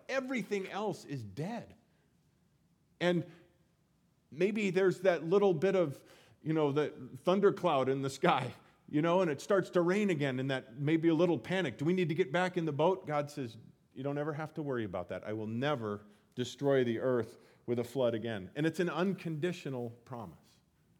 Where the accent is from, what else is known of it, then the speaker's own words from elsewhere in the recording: Colorado, United States; I grew up in Colorado, and seeing the Rocky Mountains became something that I never, every day, no big deal. I miss them now.